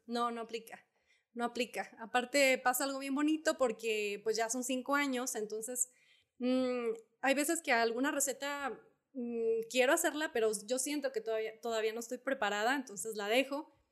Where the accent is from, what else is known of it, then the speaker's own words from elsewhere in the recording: Zacatecas, Mexico; now in Guadalupe, Mexico; del rancho donde, eh, de mis abuelos, donde yo crecí